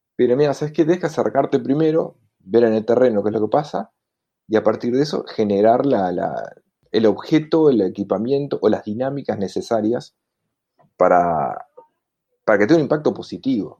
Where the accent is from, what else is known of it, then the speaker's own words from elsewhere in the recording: Montevideo, Uruguay; soy montevideano.